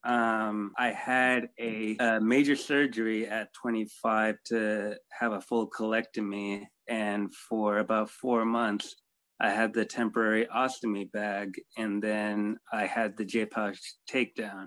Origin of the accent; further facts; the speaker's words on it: South Bay area, California, United States; I was born in America in uh, Cali, around in the South Bay area, born and raised here